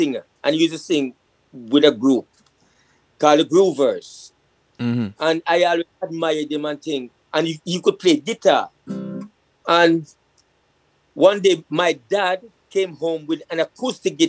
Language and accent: English; Kingston, Jamaica; also born or lived in Trenchtown / Spanish Town Road, Kingston; I grew up in Greenwich Farm